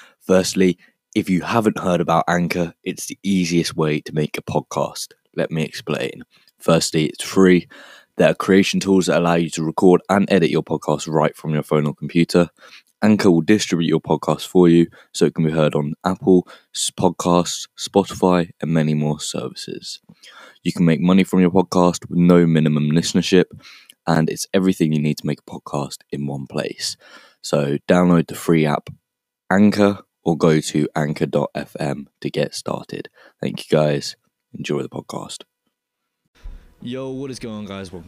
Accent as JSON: {"language": "English", "country": "United Kingdom", "said": "we're both from Britain"}